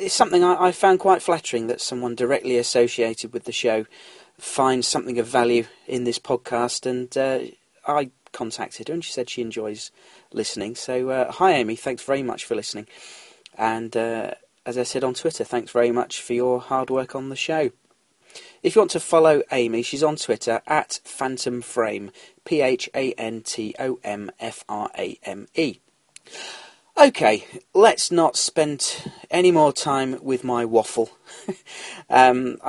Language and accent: English; London, United Kingdom; now in North Yorkshire, United Kingdom; Where do I hail from originally? I was born in London